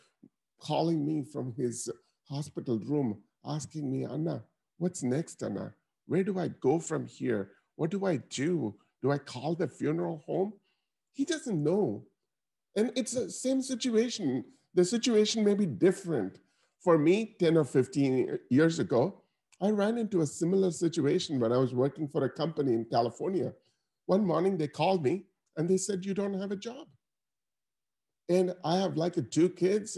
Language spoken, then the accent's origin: English; Chennai, Tamil Nadu, India; now in United States; I was able to grow up from that country to come here to become a senior vice president at Bank of America